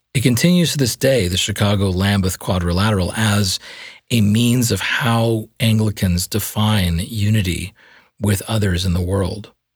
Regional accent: Canada; accent: Canadian; my Canadian accent.

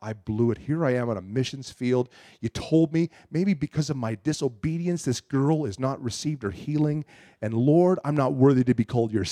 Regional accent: Canada; I'm from Canada

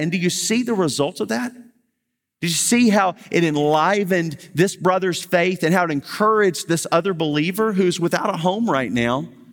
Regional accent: Baton Rouge, Louisiana, United States; I'm from Baton Rouge

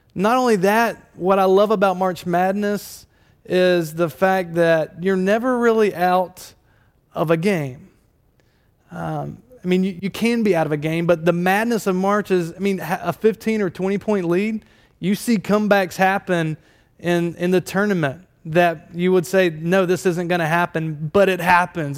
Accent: Durham, North Carolina, United States; moved away; I, I did grow up in Durham, North Carolina

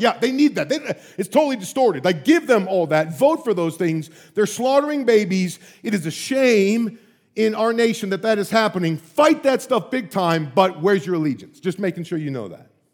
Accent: United States; as an American

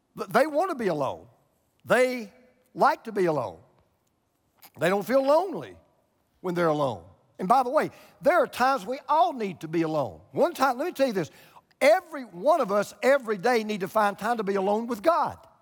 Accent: Georgia, United States; moved away as an adult; also born or lived in Florida; I moved from Georgia to Florida

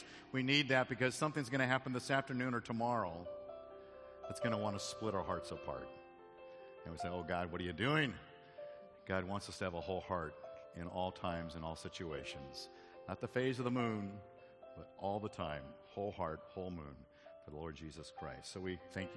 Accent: Arizona, United States; moved away; I grew up in Arizona

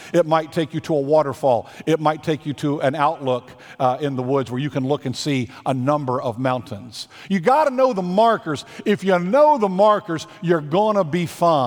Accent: Virginia, United States; I grew up in Virginia about a mile and a half from a place on the Blue Ridge Parkway

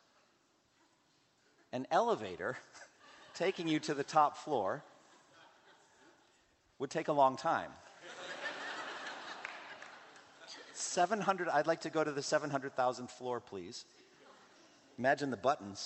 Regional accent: Boston, Massachusetts, United States; my hometown of Boston

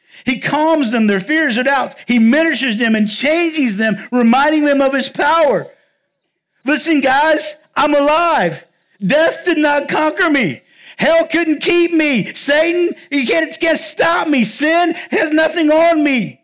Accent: southwest Virginia, United States; also born or lived in Round Rock, Texas; now in La Grange, United States; I'm actually from Virginia. But I'm from the part of Virginia where Virginia, North Carolina, and Tennessee kind of all come together.

